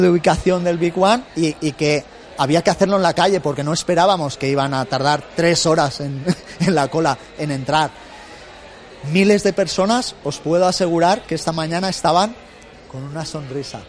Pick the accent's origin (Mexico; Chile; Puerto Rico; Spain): Spain; Benicàssim, Valencian Community; en el Festival del Rototom en Benicassim, de donde yo soy